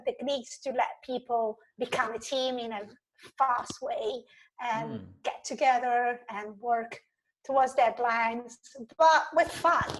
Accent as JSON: {"language": "English", "country": "Italy", "tie": "born or raised there", "said": "I grew up in Italy with a very classical education system"}